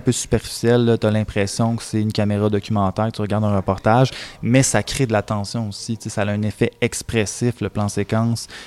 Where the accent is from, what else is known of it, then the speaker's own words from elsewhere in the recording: Contrecoeur, Quebec, Canada; also born or lived in Sorel-Tracy; j'ai grandi à Contrecoeur